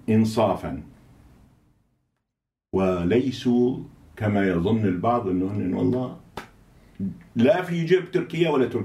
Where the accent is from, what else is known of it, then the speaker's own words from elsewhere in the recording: Daraa, Daraa Governorate, Syria; أنا من درعا من درعا